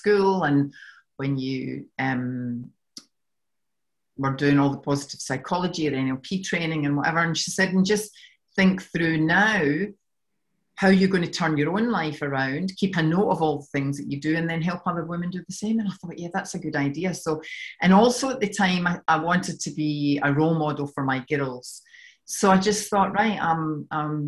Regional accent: Scotland, United Kingdom; accent: Scottish; moved away as an adult; now in Australia; you can tell from my accent that I'm from Scotland. I've been in Australia for 12 years and no matter what I do, I can't seem to shift this accent.

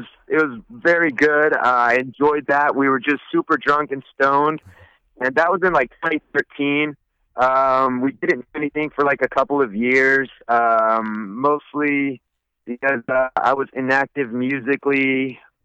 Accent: Woodland, California, United States; we're both from Woodland. We originally knew each other in like second grade

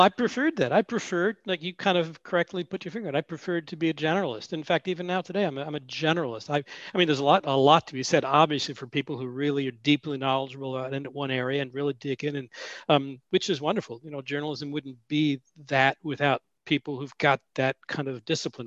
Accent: Washington, District of Columbia, United States; moved away as an adult; also born or lived in Illinois / Sioux Falls, South Dakota; now in Portland, United States; I grew up in Washington, D.C., and then came out to uh, Oregon in 1974 to go to Reed College

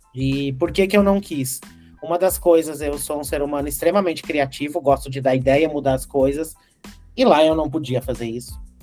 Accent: Carazinho, Rio Grande do Sul, Brazil; moved away; eu nasci lá no interior do Rio Grande do Sul, uma cidade que se chama Carazinho

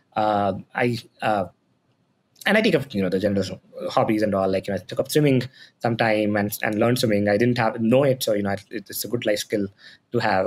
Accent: Patna, Bihar, India; moved away; I'm from Patna, Bihar

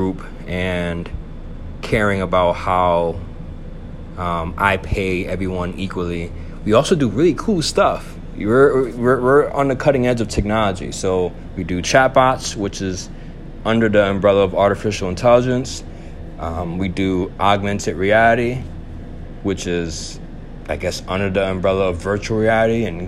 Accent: Buffalo, New York, United States; also born or lived in Bronx, New York; I'm a Puerto Rican male from Buffalo, New York. I was raised there.

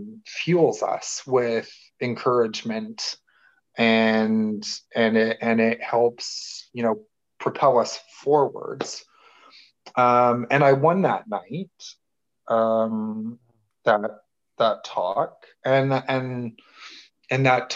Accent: Toronto, Ontario, Canada; I'm from Toronto, Canada

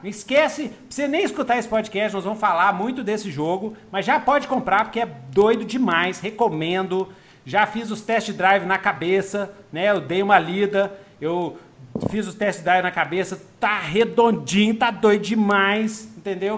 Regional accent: Minas Gerais, Brazil; eu sou mineiro que fala uai

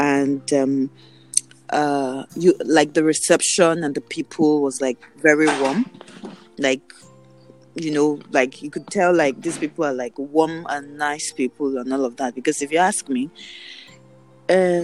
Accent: Nigeria; moved away; where are you from? And I'm like, Nigeria.

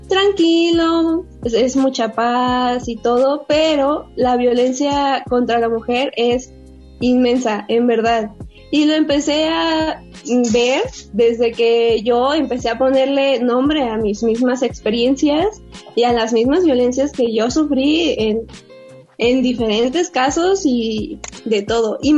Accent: San Pedro Tesistán, Jalisco, Mexico; Es un pueblo muy pequeño, eh, alrededor somos mil habitantes, pero parece que son menos, la verdad.

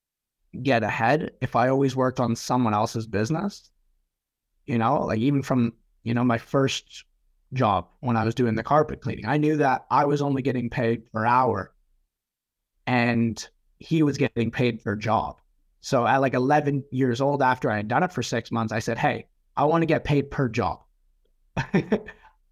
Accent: Manitoba, Canada; now in New Zealand; I come from Canada originally, so a lot of snow

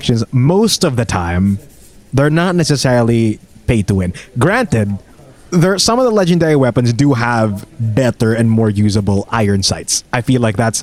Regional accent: Philippines; We're from the Philippines.

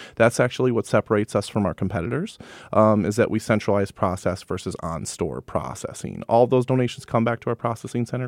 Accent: Madison, Wisconsin, United States; also born or lived in Sun Prairie, Wisconsin; I am born and raised in Madison, Wisconsin

